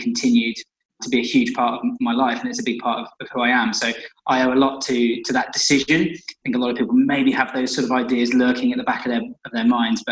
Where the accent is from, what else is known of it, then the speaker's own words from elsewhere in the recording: Shrewsbury, West Midlands, United Kingdom; moved away as an adult; also born or lived in London; my hometown in Shrewsbury